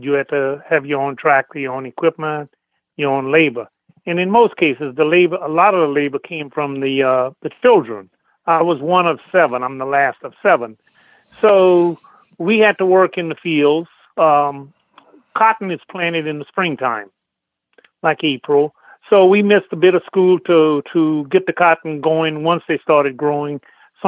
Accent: New Roads, Louisiana, United States; Born and raised in Louisiana, in a little town called New Roads, Pointe-à-Pitre Parish

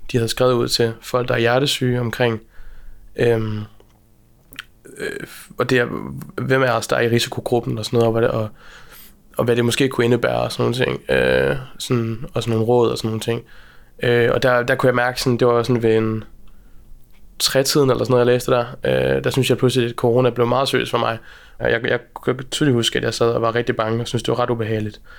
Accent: Aalborg, North Denmark Region, Denmark; moved away as an adult; also born or lived in Copenhagen / Berlin; jeg kommer fra Aalborg

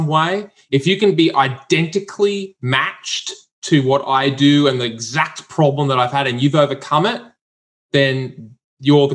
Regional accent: Brisbane, Queensland, Australia; I'm from Brisbane.

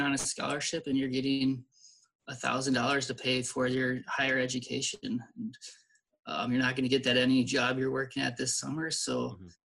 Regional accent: St. Louis Park, Minnesota, United States; I, I grew up in St. Louis Park

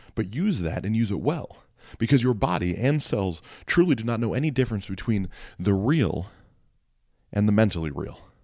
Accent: Mansfield, Ohio, United States; moved away; my hometown of Mansfield, Ohio. It was shot while I lived there.

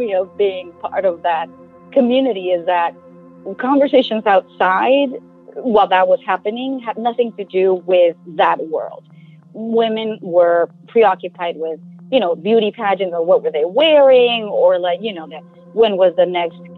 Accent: Culiacán, Sinaloa, Mexico; moved away as an adult; also born or lived in Mexico City; I grew up in Culiacán, Sinaloa, Mexico

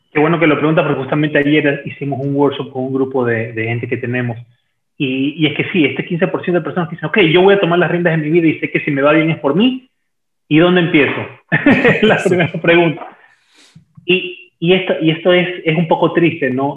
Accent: Ecuador; also born or lived in Peru; aquí en mi país, en Ecuador

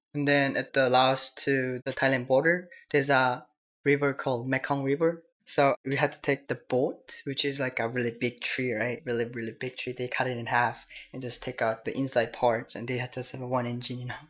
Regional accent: North Korea; English is a second language; also born or lived in China / South Korea; now in United States; I'm from North Korea

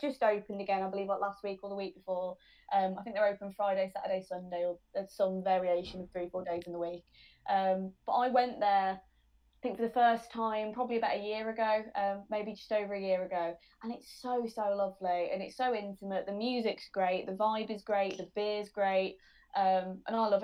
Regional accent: Birmingham, West Midlands, United Kingdom; moved away as an adult; now in Leeds, United Kingdom; I'm from Birmingham, Boohill.

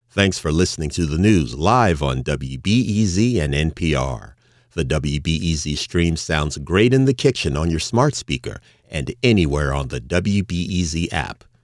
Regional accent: Chicago, Illinois, United States; I'm from Chicago.

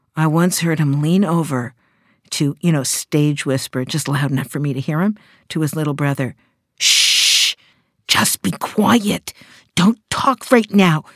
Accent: Canada; I'm Canadian

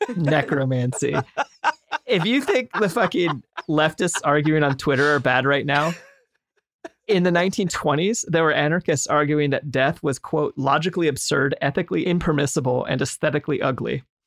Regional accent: United States; just as a white American of Irish descent

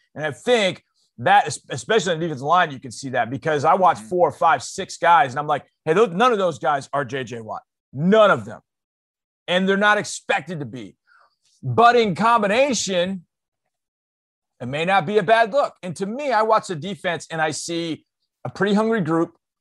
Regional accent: Houston, Texas, United States; my my hometown Houston

